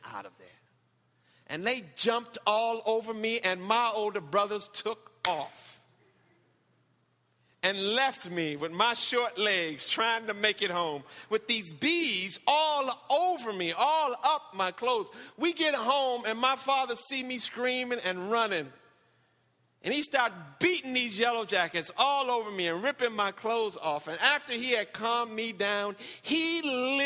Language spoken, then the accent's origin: English; Michigan, United States; moved away; when I was a little boy growing up in Michigan, we used to get whoopings